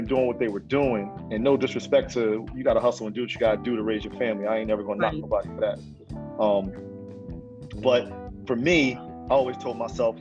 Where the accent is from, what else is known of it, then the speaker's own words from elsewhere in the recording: Trenton, New Jersey, United States; born and raised in Trenton, New Jersey. I still reside in New Jersey today.